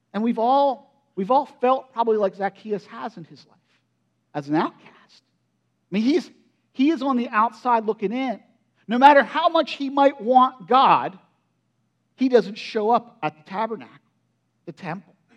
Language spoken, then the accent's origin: English; United States; I grew up in Perry County